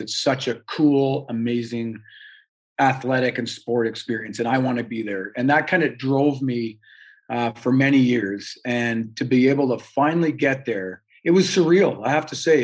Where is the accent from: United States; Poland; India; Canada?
Canada; we're Canadian